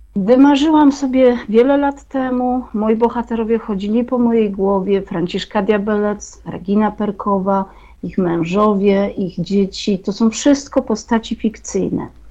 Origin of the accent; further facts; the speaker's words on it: Jadowniki, Lesser Poland, Poland; o jadownikach, o mojej wsi położonej 60 km na wschód od Krakowa